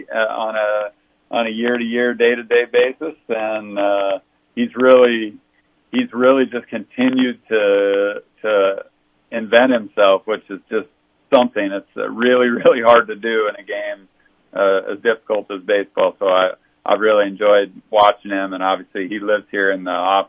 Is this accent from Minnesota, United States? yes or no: no; Montana, United States; now in South Dakota, United States; I grew up in Montana